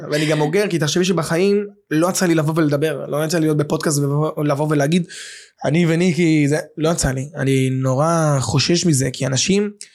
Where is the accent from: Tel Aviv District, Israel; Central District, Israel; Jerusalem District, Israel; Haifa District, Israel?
Tel Aviv District, Israel; Bat Yam; גדלתי בבת ים